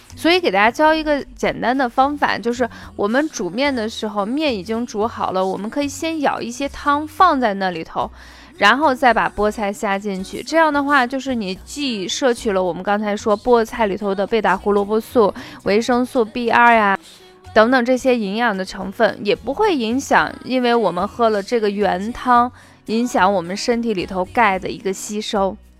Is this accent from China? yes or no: yes; Qinghai, China; 我自己小的时候是出生在青海